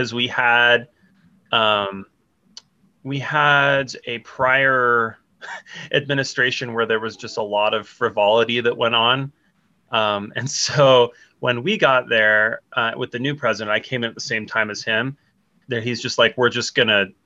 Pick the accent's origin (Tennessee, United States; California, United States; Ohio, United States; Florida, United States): California, United States; Los Angeles; moved away as an adult; now in Tucson, United States; So I'm 31. I'm from Los Angeles. Moved to Tucson about almost 4 years ago now